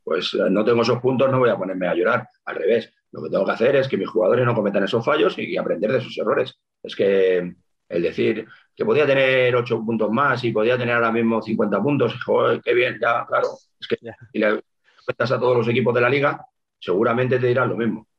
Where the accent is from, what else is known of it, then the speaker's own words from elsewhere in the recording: Santa Coloma de Gramenet, Catalonia, Spain; colombiense de nacimiento